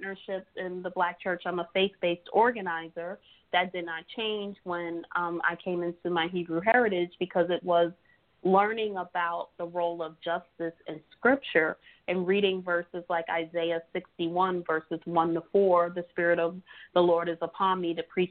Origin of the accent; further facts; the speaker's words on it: New York City, New York, United States; also born or lived in Harlem; I grew up in East New York, Brooklyn, which is one of the 7 neighborhoods in New York State